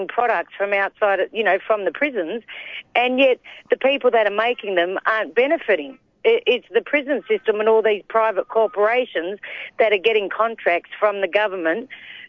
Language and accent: English; Whadjuk country, Noongar country, southwest of Western Australia, Australia; I'm from Noongar Boodja, Noongar country in the southwest of WA. So I'm from Whadjuk country.